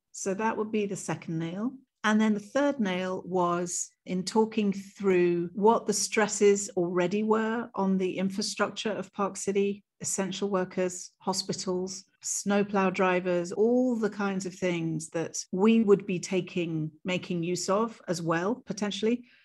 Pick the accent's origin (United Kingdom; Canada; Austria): United Kingdom; as a British queer woman of color